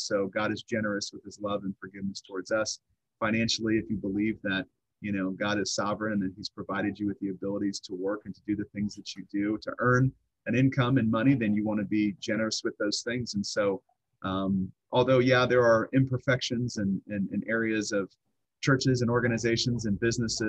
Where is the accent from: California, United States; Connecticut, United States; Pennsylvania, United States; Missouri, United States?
Missouri, United States; Southwest; I'm from Southwest Missouri. This is where I stem and grew up.